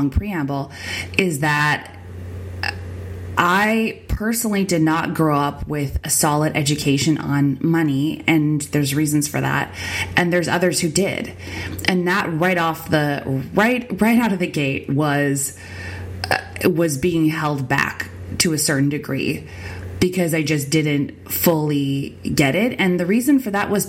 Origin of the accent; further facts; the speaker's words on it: Winnipeg, Manitoba, Canada; on the wrong side of the train tracks, on the wrong side of the bridge is where I grew up